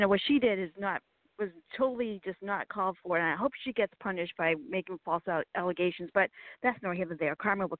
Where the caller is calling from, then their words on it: Virginia, United States; Virginia. So we've had heat waves and thunderstorms and flooding